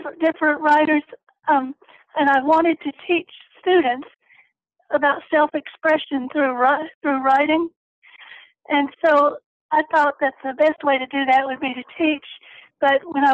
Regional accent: Tennessee, United States; I began attending the Tennessee School for the Blind when I was six. And after my elementary and high school career, I went to Middle Tennessee State University in Murfreesboro

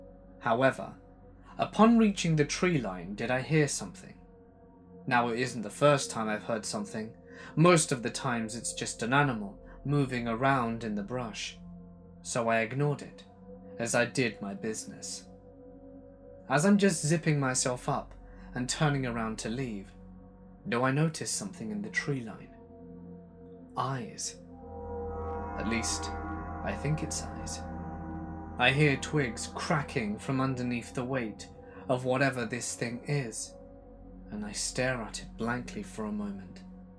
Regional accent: Washington, United States; I grew up in the Great Pacific Northwest, in the foothills of the Cascade Mountains, under the shadow of Mount St. Helens in Washington State.

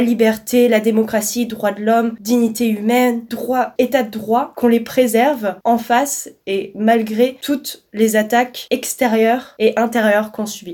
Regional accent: Alsace, Grand Est, France; Moi, je viens d'Alsace

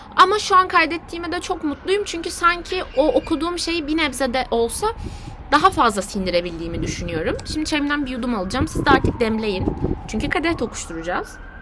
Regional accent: Aegean Region, Turkey; Sadece bir Egeli olarak

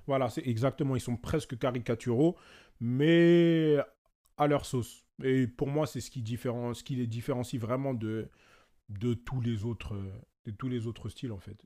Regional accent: France; j'ai mes origines, je suis congolais, je suis français parce que je suis né ici.

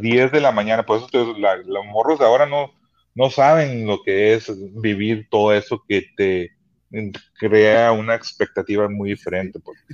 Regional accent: Los Angeles, California, United States; also born or lived in Sonora (family roots); now in Tijuana, Mexico; soy mexicano, crecí en Los Ángeles, pero estoy orgulloso de ser mis raíces mexicanas

